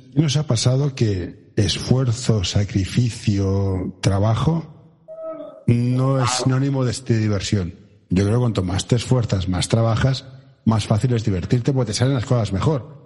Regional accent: Barcelona, Catalonia, Spain; yo soy de Barcelona

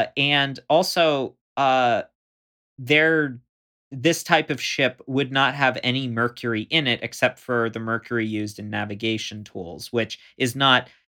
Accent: Florida, United States; So I grew up not like on the Gulf Coast, but what's called the intercoastal, where there's like there's thin barrier islands out in the Gulf, or right between Florida and the Gulf.

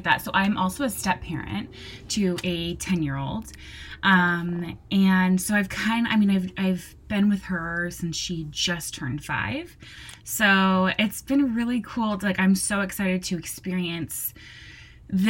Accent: Southern California, United States; now in New Jersey, United States; I'm born and raised in Southern California. And I live in New Jersey now

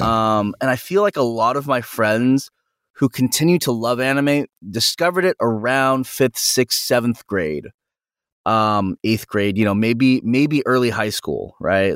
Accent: San Jose, California, United States; I'm from NorCal and I'm from San Jose

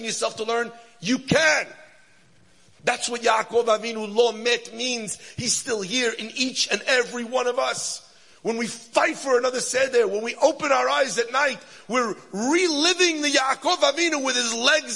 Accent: United States; I'm an American yeshiva bacher

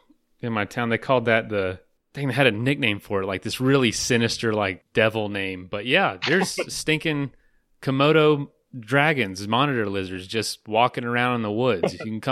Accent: Florida, United States; moved away; I'm from Florida too, and growing up there, you kind of get your rut in your rut of what you experience, what you go see

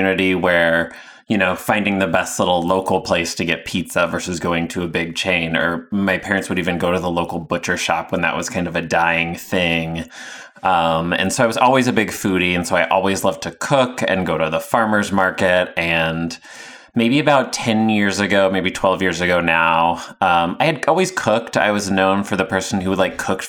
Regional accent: Indiana, United States; moved away; also born or lived in Chicago; I'm originally from Indiana

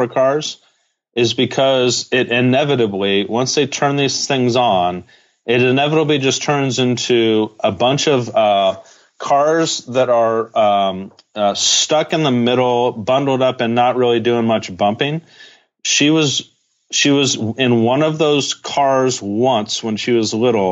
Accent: Brea, California, United States; I grew up in Orange County

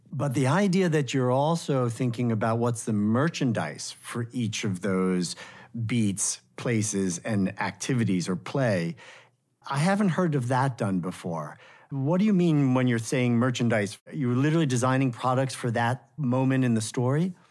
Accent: New York City, New York, United States; I grew up in New York City

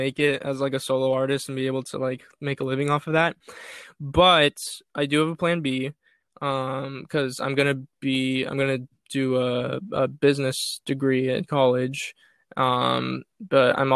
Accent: Orange County, California, United States; I'm from Orange County

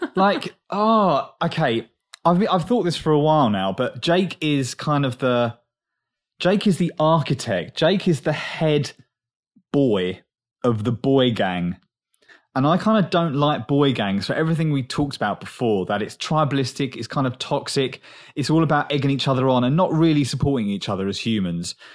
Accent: England, United Kingdom; accent: English; moved away

